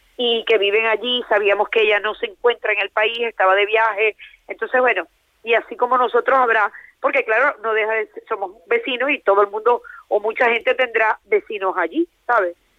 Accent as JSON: {"language": "Spanish", "country": "Venezuela", "moved": "yes", "lives_now": "Valencia, Spain", "said": "soy venezolana, me vine cuando en Venezuela había muchas cosas"}